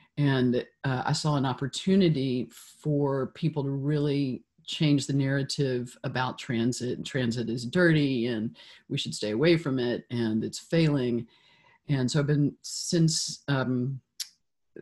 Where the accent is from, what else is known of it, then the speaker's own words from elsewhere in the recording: Memphis, Tennessee, United States; now in San Francisco, United States; I grew up in Memphis, which was hugely formative for me